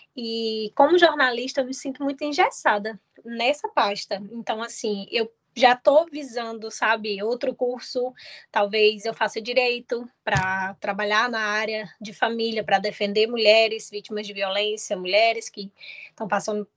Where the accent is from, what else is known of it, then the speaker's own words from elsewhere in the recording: Cruzeiro do Sul, Acre, Brazil; also born or lived in Rio Branco / Porto Velho / São José do Rio Preto / Rio de Janeiro; now in João Pessoa, Brazil; Eu sou de Cruzeiro do Sul, já morei. Olha, saí de Cruzeiro do Sul, morei em Rio Branco